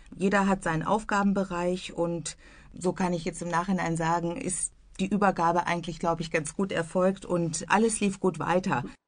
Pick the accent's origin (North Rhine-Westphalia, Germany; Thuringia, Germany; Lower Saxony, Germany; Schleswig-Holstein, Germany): North Rhine-Westphalia, Germany; Bielefeld; moved away as an adult; also born or lived in Vlotho; now in Iserlohn, Germany; meine Heimatstadt Bielefeld